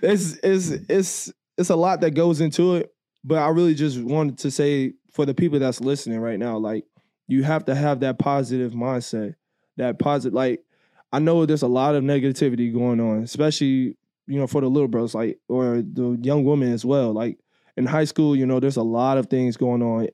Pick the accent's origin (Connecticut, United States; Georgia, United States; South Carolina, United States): Georgia, United States; moved away; I grew up in Georgia for, like, the four years, you know, so, like, Atlanta's right down the street from me.